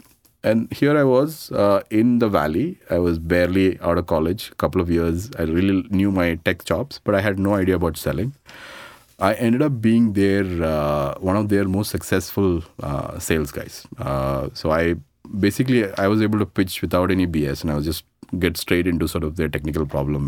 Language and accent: English; Dubai, United Arab Emirates; So I grew up in Dubai. Actually did my, you know, from my 1984 to 95, I was in Dubai.